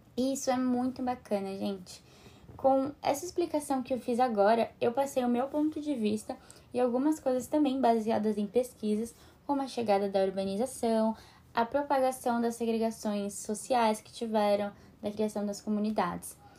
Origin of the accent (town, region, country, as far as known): Brazil